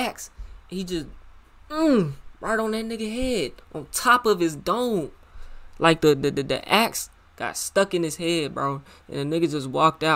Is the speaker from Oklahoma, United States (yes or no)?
yes; Muskogee, Oklahoma, United States; also born or lived in Tulsa, Oklahoma; So y'all know I'm from Oklahoma, right? I'm from Muskogee. I was born in Tulsa type of shit, you know what I'm saying? I moved to Muskogee when I was when I was like 5